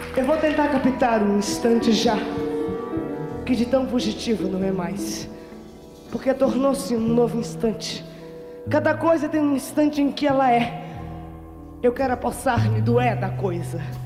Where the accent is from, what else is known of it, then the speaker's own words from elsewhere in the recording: Recife, Pernambuco, Brazil; Eu morei em Recife, eu morei no Nordeste, eu me criei no Nordeste.